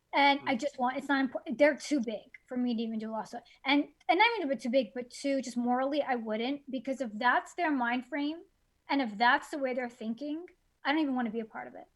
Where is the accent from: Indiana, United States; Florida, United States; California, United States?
Florida, United States; Miami; I grew up in in Miami.